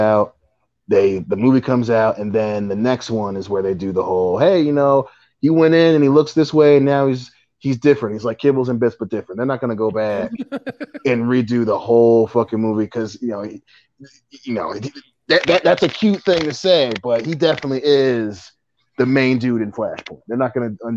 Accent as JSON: {"language": "English", "town": "Buffalo", "region": "New York", "country": "United States", "said": "I'm from Buffalo"}